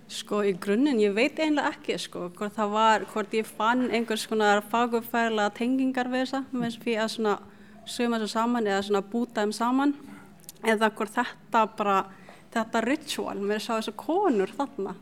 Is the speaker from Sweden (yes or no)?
no; Cebu City, Central Visayas, Philippines; now in Iceland; alin upp í Cebu.